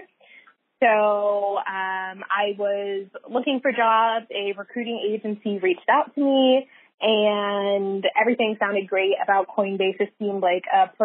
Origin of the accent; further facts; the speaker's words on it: San Francisco Bay Area, California, United States; I am a San Francisco Bay Area native, born and raised in the Bay